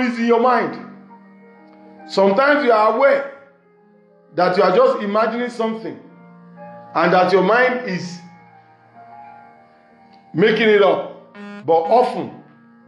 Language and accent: English; Nigeria; from Nigeria, west side of Africa